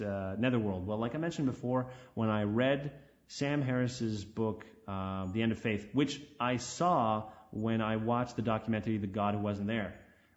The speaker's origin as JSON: {"language": "English", "country": "Canada", "tie": "born or raised there", "said": "My hometown, no one talks about religion"}